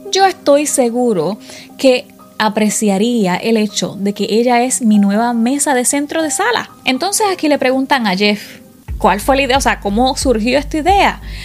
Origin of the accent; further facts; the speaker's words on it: Puerto Rico; Yo soy de Puerto Rico